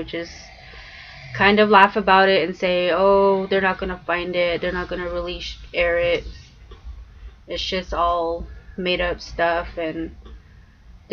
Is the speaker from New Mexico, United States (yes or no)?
yes; Four Corners area, New Mexico, United States; I am from New Mexico. Four Corners area. I'm from the Four Corners and I was raised there.